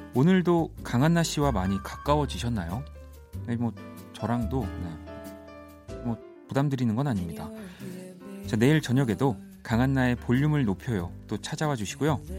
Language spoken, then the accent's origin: Korean; Busan, South Korea; moved away; 부산에서 태어났습니다.